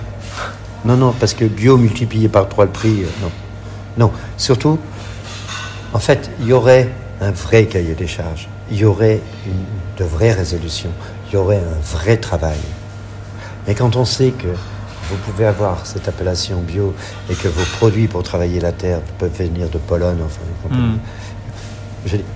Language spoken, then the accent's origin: French; France; chez nous en France